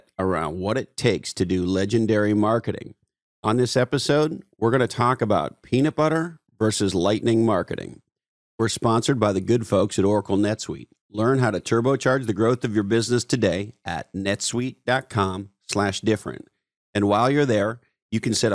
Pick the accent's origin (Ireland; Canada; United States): Canada; I'm a Canadian